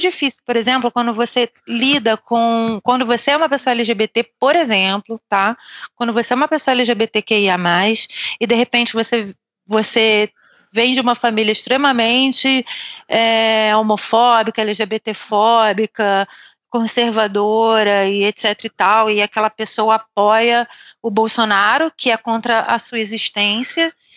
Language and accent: Portuguese; Rio de Janeiro, Brazil; moved away as an adult; now in Lisbon, Portugal; a gente é do Rio